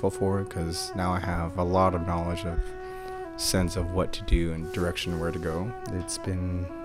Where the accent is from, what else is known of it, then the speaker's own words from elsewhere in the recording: Vancouver, British Columbia, Canada; now in United States; I'm originally from Canada, Vancouver, but uh, moved here about 15 years ago. I carry my culture with a lot of pride. My my language, my songs, the dances